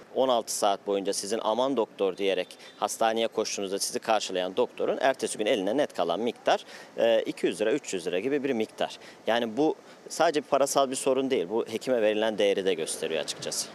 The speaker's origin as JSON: {"language": "Turkish", "country": "Turkey", "tie": "born or raised there", "also_born_or_lived": "Istanbul", "said": "Ya ben bu topraklarda doğdum, büyüdüm"}